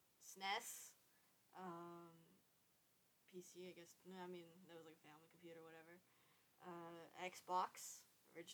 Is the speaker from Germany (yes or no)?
yes; Germany; I grew up in Germany